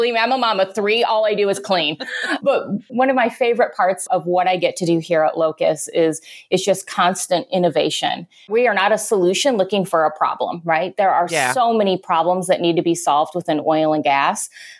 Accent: Illinois, United States; moved away as an adult; also born or lived in South Carolina / New Mexico; I'm from Illinois.

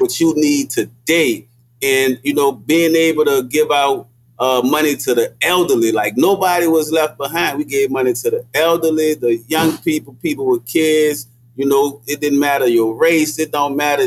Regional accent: New Orleans, Louisiana, United States; when I grew up in the Desire Project

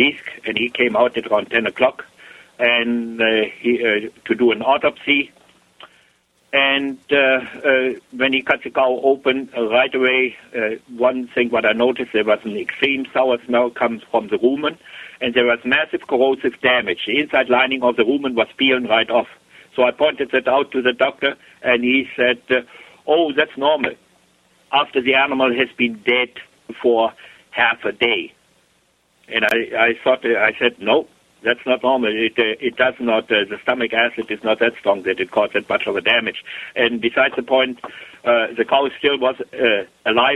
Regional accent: Germany; moved away as an adult; now in Canada; I was born, I grew up over there in Germany.

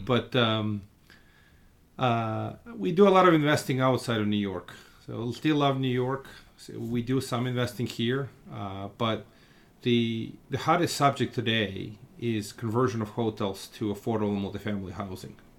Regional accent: Russia; now in Brooklyn, United States; I come from Russia

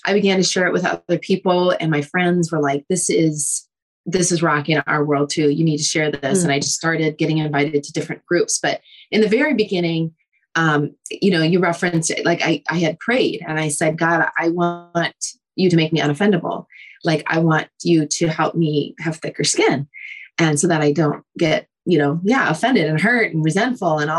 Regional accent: Minnesota, United States; I am from Minnesota

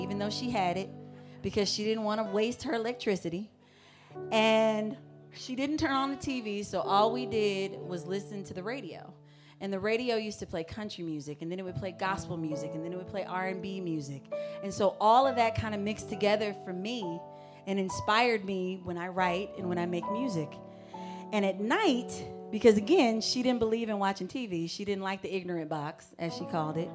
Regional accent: St. Louis, Missouri, United States; I grew up in St. Louis, Missouri, but my family, my entire family is from Georgia

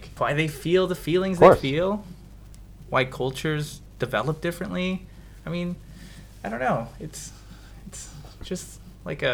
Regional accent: Long Beach, California, United States; I am from Long Beach, California

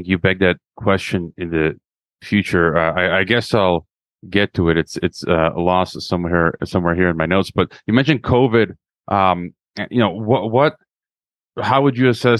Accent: Chicago, Illinois, United States; moved away; I'm originally from Chicago, Illinois

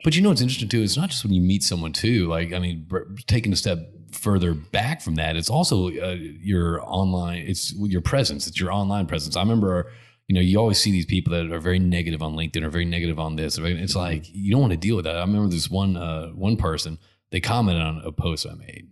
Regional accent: Connecticut, United States; I grew up in Connecticut

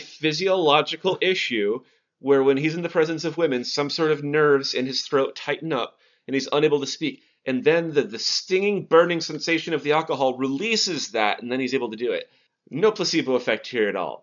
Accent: Montana, United States; I'm from Montana

